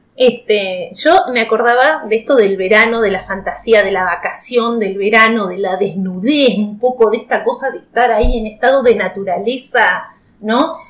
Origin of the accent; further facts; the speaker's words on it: Viedma, Río Negro, Argentina; de acá, de, de, de, mi, de mi pueblo